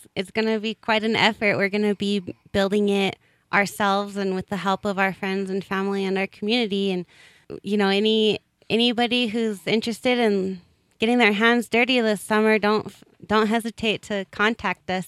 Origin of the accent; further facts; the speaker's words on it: Colorado, United States; I grew up in Colorado